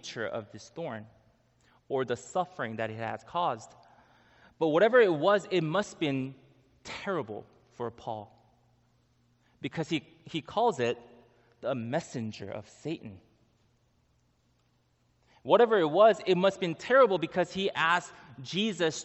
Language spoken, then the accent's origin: English; Israel; I was born in Israel